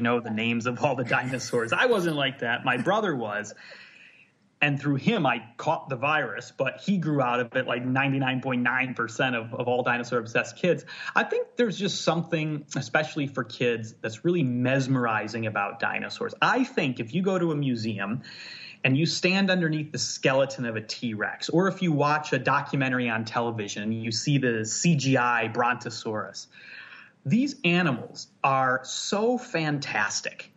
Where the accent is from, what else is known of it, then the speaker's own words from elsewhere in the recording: near Chicago, Illinois, United States; moved away as an adult; now in Scotland, United Kingdom; I'm in Scotland now, but I grew up in the Midwest. I grew up near Chicago, but out uh, in the countryside